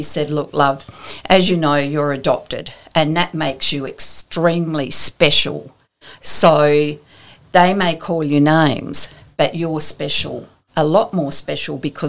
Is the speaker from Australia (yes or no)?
yes; Townsville, Queensland, Australia; also born or lived in Magnetic Island; I was born in Townsville, and my parents lived, my adopted parents, lived on Magnetic Island.